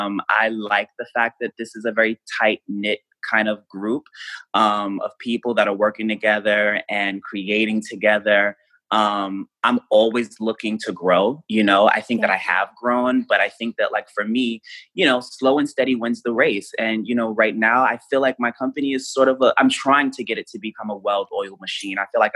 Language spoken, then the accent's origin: English; Queens, New York, United States; like I'm from Queens, I'm from New York City. Like for me, like I didn't grow up with a silver spoon in my mouth.